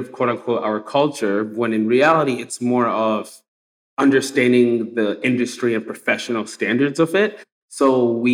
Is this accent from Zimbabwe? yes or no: yes; Zimbabwe; now in United States; I'm immigrant from Zimbabwe. I come here to America. And even since I've been here for almost 20 years